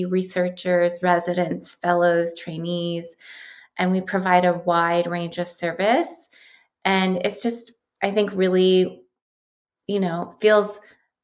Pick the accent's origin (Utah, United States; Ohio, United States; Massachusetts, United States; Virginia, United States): Ohio, United States; Columbus; moved away as an adult; now in California, United States; I grew up in Columbus, Ohio